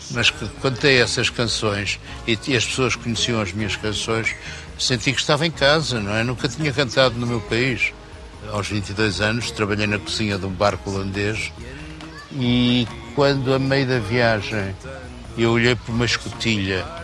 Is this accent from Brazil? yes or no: no; Porto, Norte, Portugal; Era assim um bocadinho porreirinha, e eu não sou muito porreirinha, eu sou do Porto.